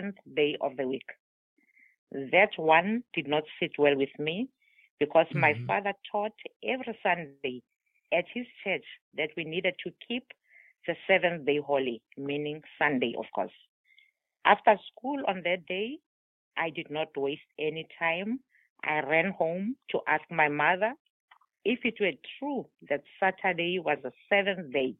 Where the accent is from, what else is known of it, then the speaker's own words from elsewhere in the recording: South Africa; first language Tswana; English is a second language; now in Somerset, United States; I am from South Africa